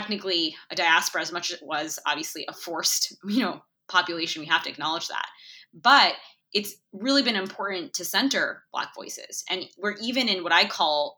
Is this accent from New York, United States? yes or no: yes; New York City, New York, United States; also born or lived in India; I was born in India. I moved to America when I was three. I moved to New York City.